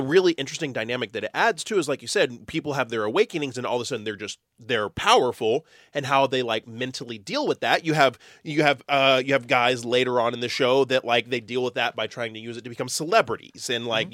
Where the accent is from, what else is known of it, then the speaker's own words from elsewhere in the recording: Texas, United States; I'm from Texas.